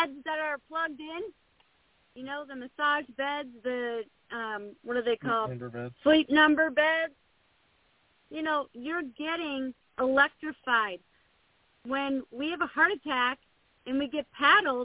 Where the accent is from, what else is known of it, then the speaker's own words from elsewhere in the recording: Buffalo, New York, United States; now in Texas, United States; I grew up in Buffalo, New York